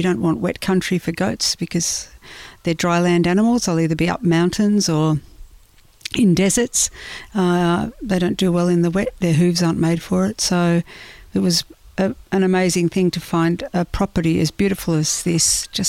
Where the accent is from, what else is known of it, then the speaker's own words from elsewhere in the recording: Warrnambool, Victoria, Australia; as kids, we lived in Warrnambool